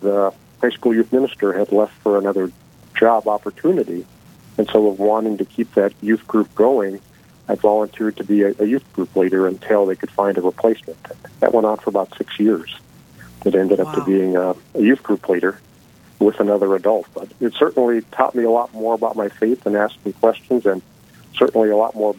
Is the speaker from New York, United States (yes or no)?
no; Bismarck, North Dakota, United States; moved away; I was born in Bismarck, so Corpus Christi was my home parish, was baptized there, but moved away for many years. So I actually came back to Bismarck about 25 years ago